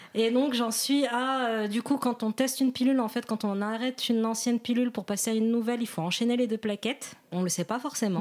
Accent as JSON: {"language": "French", "country": "Morocco", "said": "je suis marocaine"}